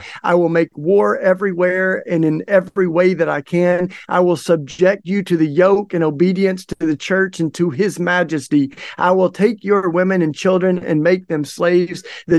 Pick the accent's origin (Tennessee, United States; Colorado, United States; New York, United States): Tennessee, United States; East; I grew up in East Tennessee